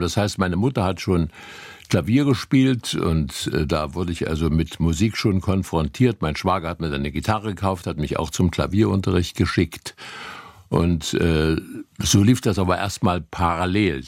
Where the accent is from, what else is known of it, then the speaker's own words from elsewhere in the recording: Gera district, Thuringia, Germany; now in Dresden, Germany; des Bezirks Gera, wo ich groß geworden bin